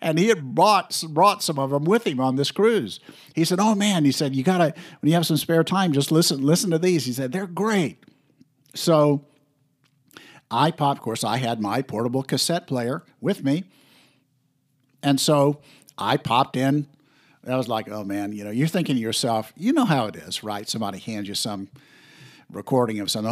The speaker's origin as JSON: {"language": "English", "region": "Florida", "country": "United States", "said": "I was from Florida"}